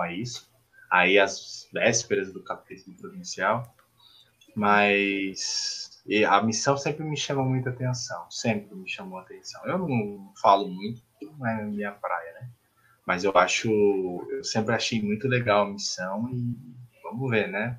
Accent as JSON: {"language": "Portuguese", "region": "São Paulo", "country": "Brazil", "moved": "yes", "said": "eu sou paulistano, eu saí, depois morei no interior de São Paulo, em Mineira"}